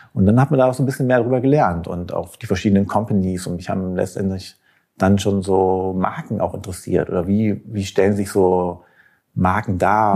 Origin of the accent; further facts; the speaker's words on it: Schwalmstadt, Hesse, Germany; now in Berlin, Germany; ich bin in Schwalmstadt geboren, im Schwalm-Eder-Kreis und im, äh, in dem Dorf Totenhausen aufgewachsen